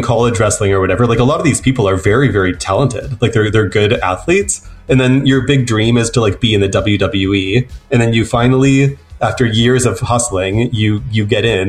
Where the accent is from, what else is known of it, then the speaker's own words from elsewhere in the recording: Nanaimo, British Columbia, Canada; I grew up in Nanaimo, which is not a small town, but it's a small city